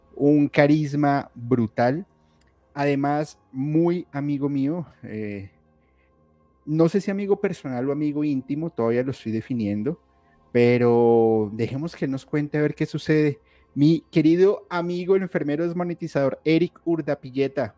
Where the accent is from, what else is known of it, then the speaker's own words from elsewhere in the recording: Colombia; yo soy colombiano